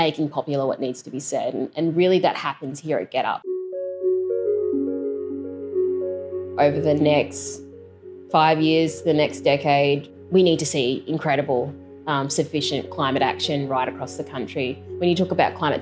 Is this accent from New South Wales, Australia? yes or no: yes; Lismore, New South Wales, Australia; I grew up in Lismore in northern New South Wales